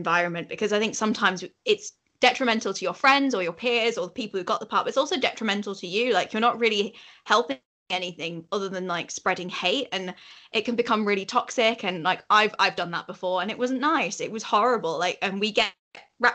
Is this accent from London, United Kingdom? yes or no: no; Yorkshire and the Humber, United Kingdom; accent: Yorkshire; my Yorkshire accent's authentic